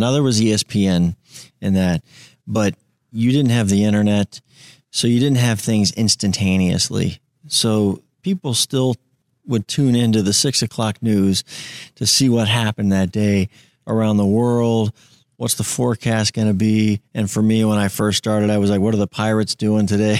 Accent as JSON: {"language": "English", "town": "Tampa", "region": "Florida", "country": "United States", "tie": "born or raised there", "said": "I'm a Tampa guy. I grew up in Tampa"}